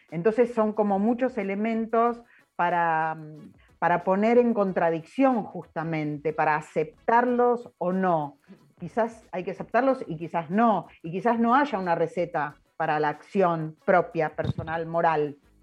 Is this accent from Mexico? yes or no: no; Argentina; soy argentina